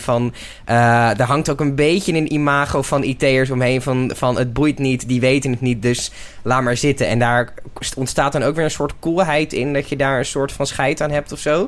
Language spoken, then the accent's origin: Dutch; Netherlands; als Nederlanders